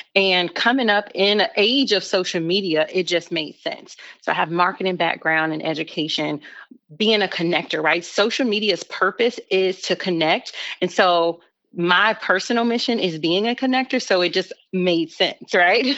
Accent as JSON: {"language": "English", "town": "Chicago", "region": "Illinois", "country": "United States", "moved": "as an adult", "lives_now": "Charlotte, United States", "said": "I'm originally from Chicago"}